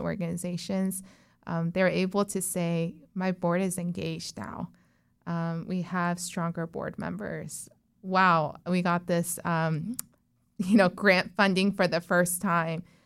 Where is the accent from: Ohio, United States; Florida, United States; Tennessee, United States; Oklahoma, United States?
Florida, United States; Orlando; also born or lived in Texas / South Korea; I grew up in Azalea Cove, um, so, or Azalea Park, so that area